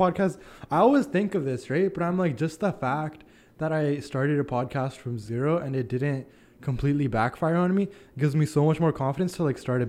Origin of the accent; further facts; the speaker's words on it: Canada; I'm Canadian